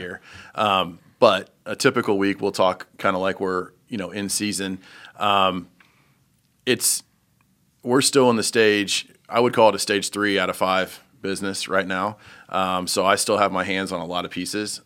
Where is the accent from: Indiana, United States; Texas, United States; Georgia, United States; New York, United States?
Indiana, United States; Terre Haute; also born or lived in Mooresville, Indiana; I'm from Indiana, but I grew up in Terre Haute